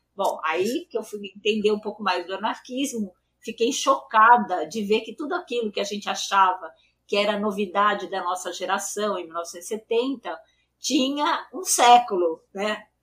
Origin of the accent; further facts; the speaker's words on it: São Paulo, Brazil; eu nasci em São Paulo, né? Eu nasci no bairro uhum. do Paraíso e eu nasci em 48 e eu fiz escola pública.